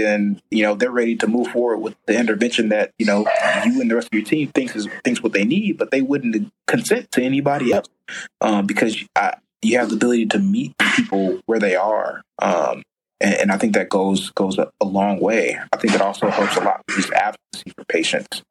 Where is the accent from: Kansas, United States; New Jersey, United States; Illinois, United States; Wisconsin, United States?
Illinois, United States; Chicago; I grew up, you know, on the South Side, like, you know, went to Mount Carmel High School, family lives in like Roseland, Morgan Park area